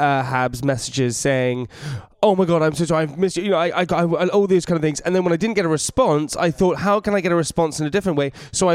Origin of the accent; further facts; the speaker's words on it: United Kingdom; being British